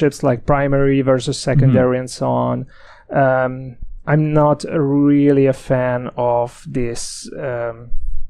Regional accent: Hungary; moved away as an adult; also born or lived in Galway, Ireland; now in Dublin, Ireland; I'm originally from Hungary

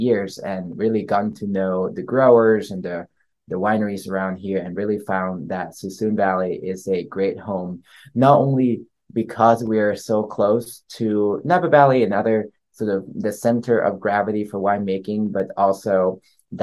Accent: Bangkok, Thailand; moved away; also born or lived in East Coast, United States; I grew up in Bangkok, Thailand.

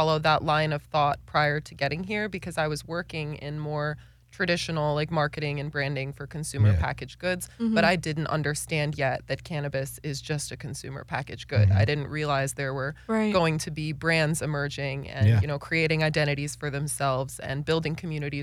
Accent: Wisconsin, United States; moved away; Very rural Wisconsin. Very small town Wisconsin

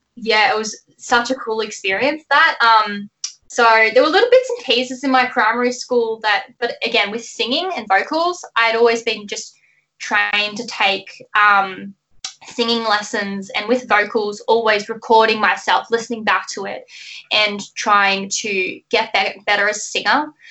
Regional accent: Melbourne, Victoria, Australia; where I grew up, um, Melbourne, Australia is right at the bottom of, of Australia. So that's where I've grown up

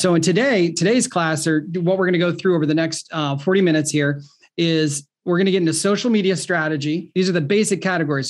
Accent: Ohio, United States; I'm from Ohio

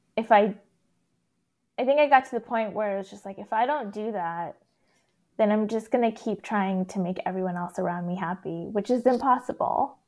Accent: Texas, United States; growing up in Texas as a non-Christian, non-white person

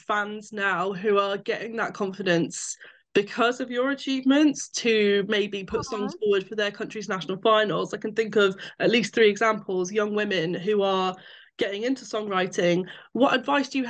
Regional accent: United Kingdom; I'm from the UK, as you can tell from my accent

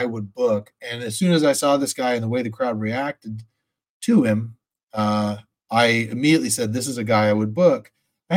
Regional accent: Sacramento, California, United States; also born or lived in Modesto, California; I'm pretty much born and raised in Sacramento, but I think from probably first grade to fifth grade, I grew up in Modesto

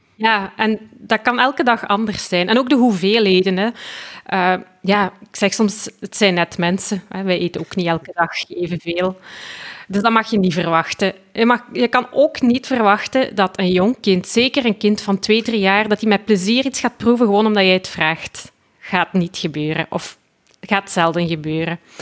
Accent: Belgium; ik kom dus uit België

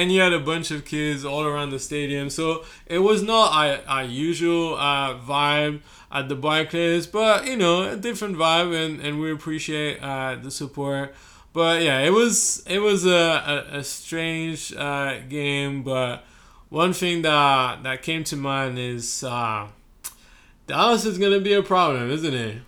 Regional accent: France; now in Brooklyn, United States; I'm from France

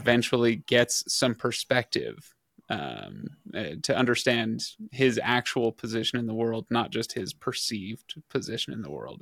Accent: western desert of the United States, United States; we don't have a ton of abbeys out in the, uh, western desert of the United States

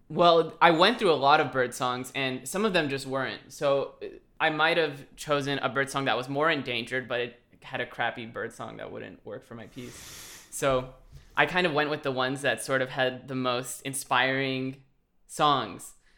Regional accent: Los Angeles, California, United States; now in Indiana, United States; I am currently in Indiana, but I am originally from Los Angeles

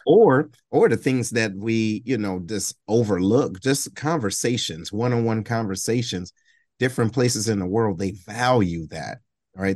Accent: Detroit, Michigan, United States; I'm originally from Detroit, right? Uh, Detroit, Michigan

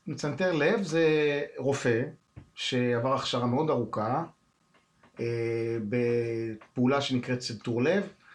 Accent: Haifa, Haifa District, Israel; כילד, מתנדב במד"א, אז הייתי, גרתי בחיפה

